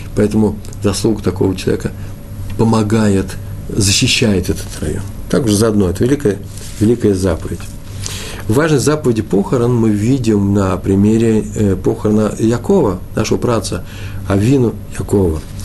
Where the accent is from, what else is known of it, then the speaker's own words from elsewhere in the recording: Russia; я из России